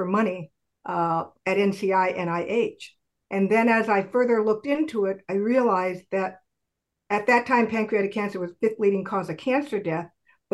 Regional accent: California, United States; growing up in California, and we founded PanCAN in California because Pam and I were both based there.

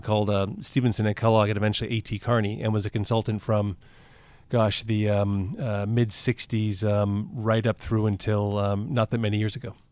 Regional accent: Toronto, Ontario, Canada; I grew up in Toronto. Uh, I lived in Toronto, um, till going to university.

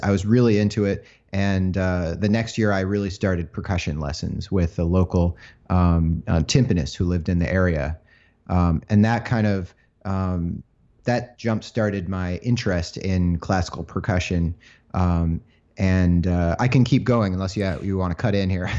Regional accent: Chelsea, Michigan, United States; moved away; I grew up in a small town, uh, called Chelsea, Michigan

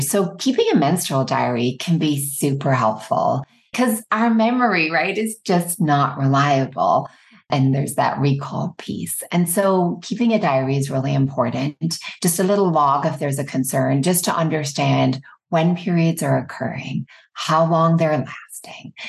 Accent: Ireland; moved away as an adult; now in United States; I grew up in Ireland.

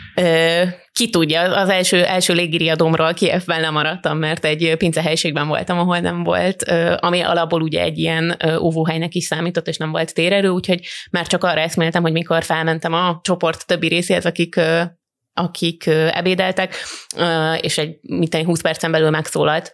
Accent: Hungary; nekem magyarként feltűnt

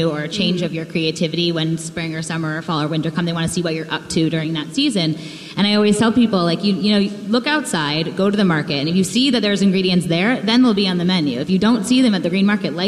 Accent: New England, United States; moved away; I grew up in New England. I'm a diehard New England East Coaster

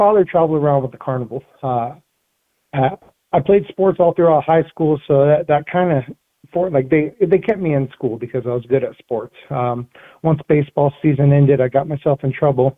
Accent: Yuma, Arizona, United States; I grew up in Yuma, Arizona.

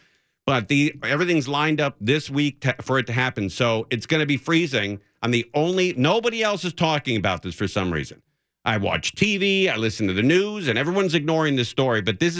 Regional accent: Los Angeles, California, United States; I grew up in the San Fernando Valley off Magnolia and Balboa.

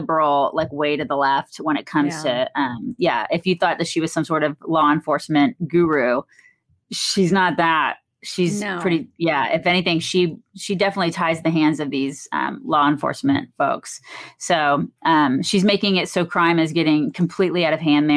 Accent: Atlanta, Georgia, United States; I grew up in Atlanta

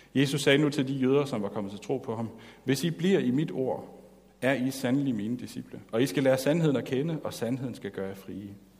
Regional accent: Denmark

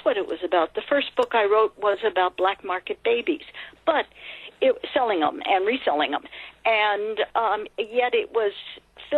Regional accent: California, United States; I grew up in California

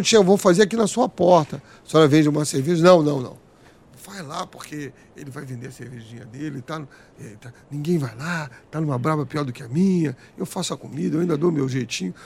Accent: Rio de Janeiro, Brazil; also born or lived in Madureira, Rio de Janeiro; Eu nasci em Madureira, fui criado em Oswaldo Cruz.

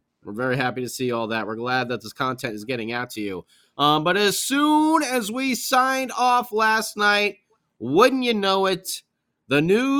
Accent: New Jersey, United States; since I grew up in New Jersey, in South Jersey, in Flyer country

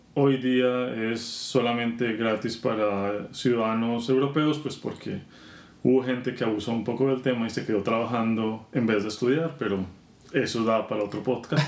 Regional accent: Bogotá, Colombia; moved away; yo soy colombiano, nací y crecí en Bogotá

